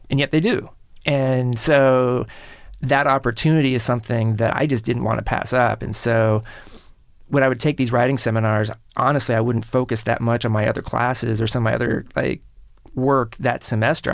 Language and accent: English; Kansas City, Missouri, United States; in Kansas City, where I grew up